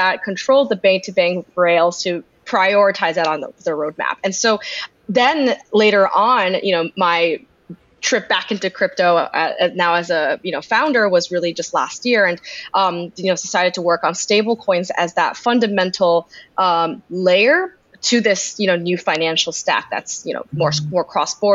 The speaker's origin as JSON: {"language": "English", "country": "United States", "said": "as an American"}